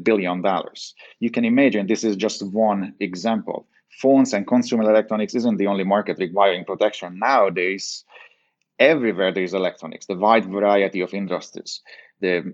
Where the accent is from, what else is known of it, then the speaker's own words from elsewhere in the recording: Hungary; moved away; growing up in Hungary, I was always involved in the business